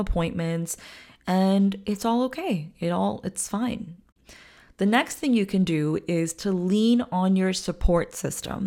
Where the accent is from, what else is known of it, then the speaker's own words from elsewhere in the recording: India; I'm an Indian woman